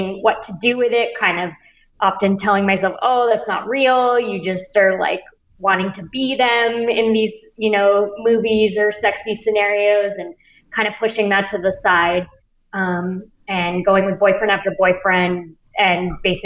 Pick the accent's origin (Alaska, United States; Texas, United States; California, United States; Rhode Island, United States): California, United States; Bay Area; moved away as an adult; also born or lived in New York; I grew up in the Bay Area and then went to NYU